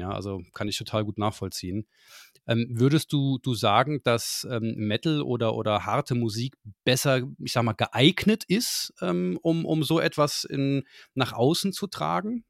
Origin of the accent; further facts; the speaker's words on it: Saarland, Germany; Ich bin Saarländer durch und durch